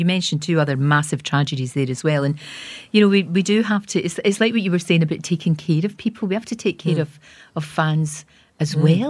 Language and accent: English; Glasgow, Scotland, United Kingdom; I remember growing up in Glasgow